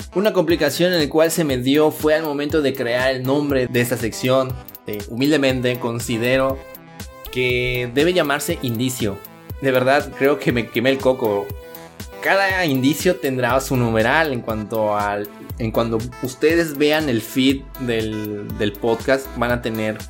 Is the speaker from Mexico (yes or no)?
yes; Mexico; somos mexicanos. Los mexicanos siempre, siempre salimos adelante